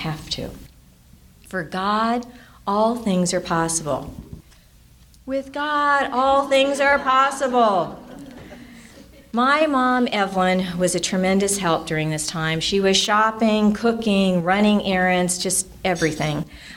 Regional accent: Orange County, California, United States; moved away as an adult; now in San Bernardino County desert, United States; I grew up in Orange County

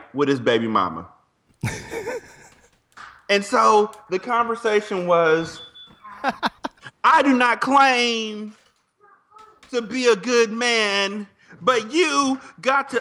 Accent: United States; I'm an American

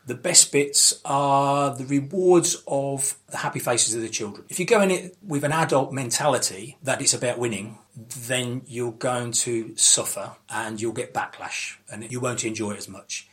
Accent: London, United Kingdom; also born or lived in Cambridgeshire; now in Cambridge, United Kingdom; I was brought up in the East End of London, uh, Canning Town

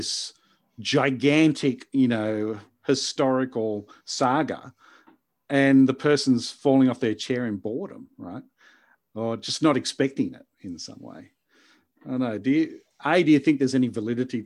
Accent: South Carolina, United States; now in Melbourne, Australia; I was born in South Carolina

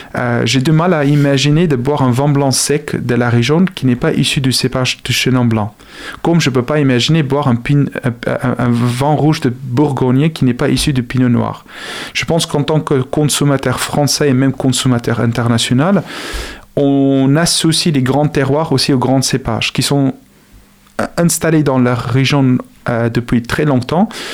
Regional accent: South Africa; French is a second language; now in Angers, France; Je suis originaire d'Afrique du Sud

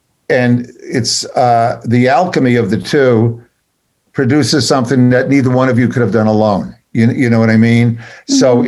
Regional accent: New York, United States; I was from New York

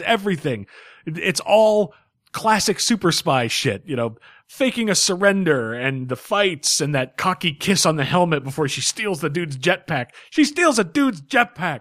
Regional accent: United States; I'm an American

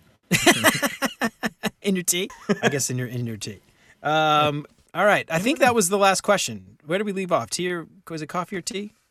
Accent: New Orleans, Louisiana, United States; we grew up in New Orleans

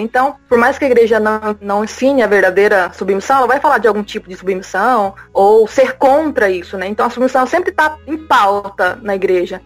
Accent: Goiânia, Goiás, Brazil; eu sou aqui de Goiânia, Goiás

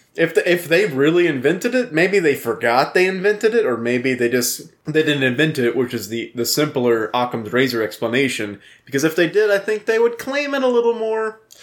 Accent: Louisiana, United States; moved away; I'm from Louisiana. People know I'm from Louisiana

